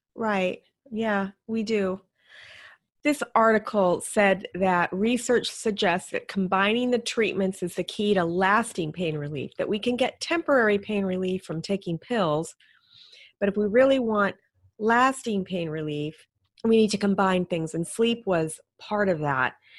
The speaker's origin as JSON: {"language": "English", "region": "Alaska", "country": "United States", "tie": "born or raised there", "moved": "yes", "said": "I grew up in Alaska"}